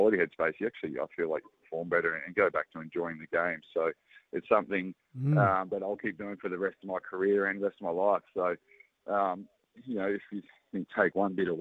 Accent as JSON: {"language": "English", "country": "Australia", "said": "being a Aussie fan and Aussie cricketer"}